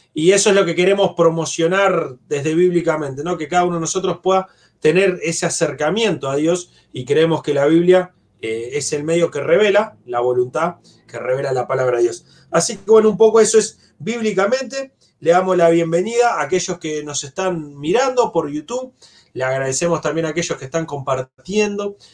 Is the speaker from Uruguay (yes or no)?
yes; Uruguay; desde nuestro país, como uruguayos